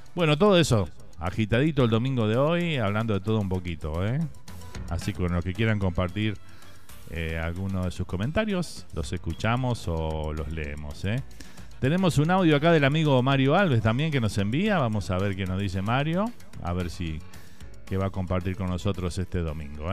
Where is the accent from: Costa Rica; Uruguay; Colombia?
Uruguay; now in Miami, United States; Salimos del Uruguay y, y todo comparamos con, nuestro país